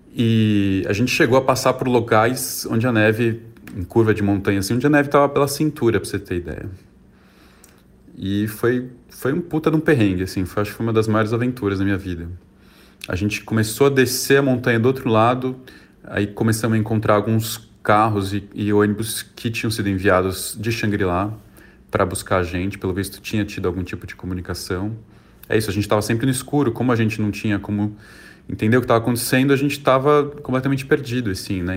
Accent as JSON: {"language": "Portuguese", "region": "São Paulo", "country": "Brazil", "also_born_or_lived": "Xi'an, China", "said": "eu sou aqui de São Paulo, tenho 37 anos"}